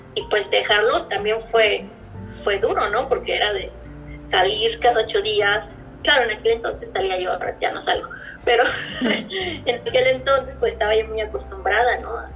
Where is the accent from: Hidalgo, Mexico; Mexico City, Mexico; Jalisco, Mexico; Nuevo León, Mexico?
Mexico City, Mexico; also born or lived in Puebla / Playa del Carmen / Cozumel / Chicago; now in Pittsburgh, United States; Yo vivía, vivía en Puebla, pero soy originaria de la Ciudad de México